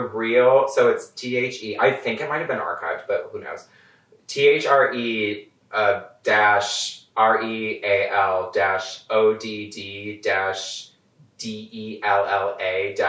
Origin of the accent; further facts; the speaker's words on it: Michigan, United States; I'm originally from Michigan. Worst comes to worst, it's like an hour and a half drive away from like where my family lives in Michigan.